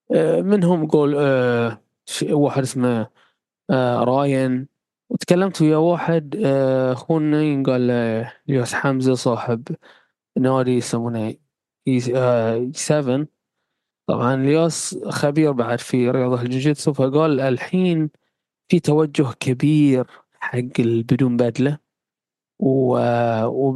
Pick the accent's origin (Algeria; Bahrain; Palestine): Bahrain; عندنا في البحرين